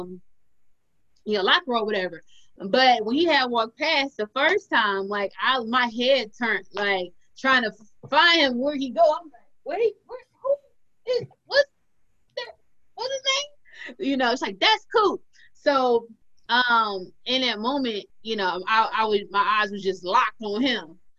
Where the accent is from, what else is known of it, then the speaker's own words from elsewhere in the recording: Detroit, Michigan, United States; I'm from Detroit